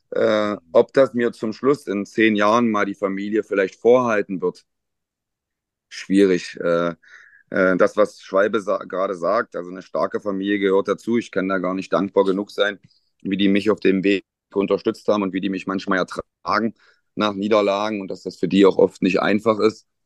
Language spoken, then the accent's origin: German; Magdeburg, Saxony-Anhalt, Germany; dass zwei gebürtige Magdeburger halt in ihrer Heimatmannschaft dann auch in der Verantwortung stehen. Ja. Ähm, ich glaube, es gibt ganz wenige Trainer, die das noch in ihrer Geburtsstadt oder in ihrer Heimatstadt machen.